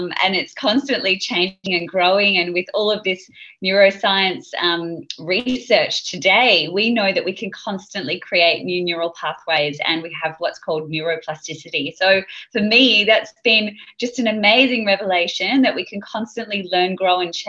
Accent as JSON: {"language": "English", "town": "Sydney", "region": "New South Wales", "country": "Australia", "tie": "born or raised there", "said": "I grew up in Sydney."}